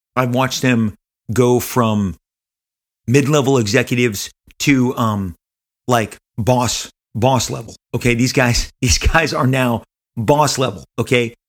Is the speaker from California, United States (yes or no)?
yes; Los Angeles, California, United States; Matt and I are born and raised in Southern California. We are Angelinos